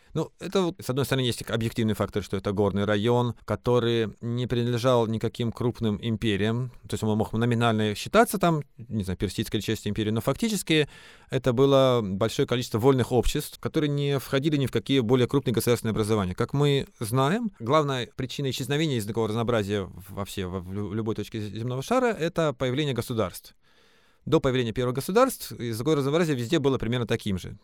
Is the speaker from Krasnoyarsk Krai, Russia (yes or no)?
yes; Krasnoyarsk Krai, Russia; now in Moscow, Russia; Я сам вырос в горах в Красноярском крае